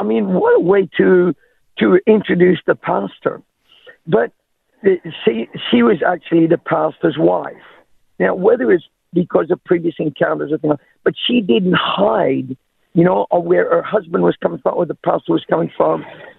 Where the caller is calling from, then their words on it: Townsville, Queensland, Australia; From Townsville.